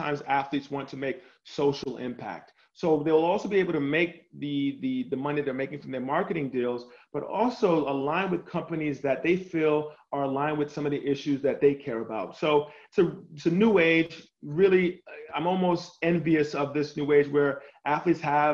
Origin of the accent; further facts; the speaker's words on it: New York City, New York, United States; moved away as an adult; also born or lived in Indiana / Miami / Chicago; I was born and raised in New York City